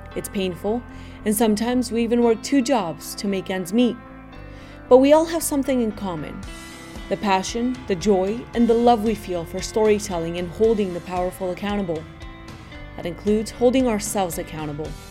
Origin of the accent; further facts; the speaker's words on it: Medellin, Antioquia, Colombia; moved away; also born or lived in California; I'm originally from Medellin.